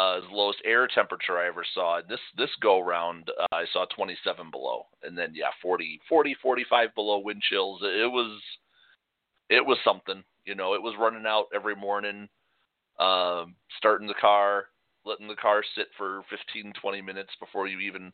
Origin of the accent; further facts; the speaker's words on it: Chicago, Illinois, United States; moved away; we grew up in Chicago.